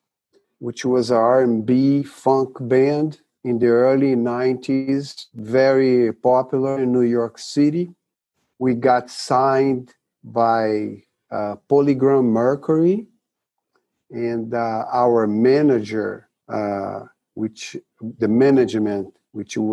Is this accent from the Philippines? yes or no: no; Rio de Janeiro, Brazil; moved away; When I was a kid in Brazil, Rio de Janeiro, where my hometown is